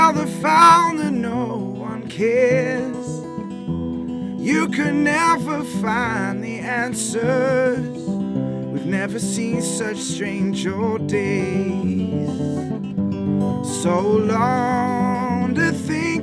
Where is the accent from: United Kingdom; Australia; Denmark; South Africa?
United Kingdom; England; moved away; I'm from England.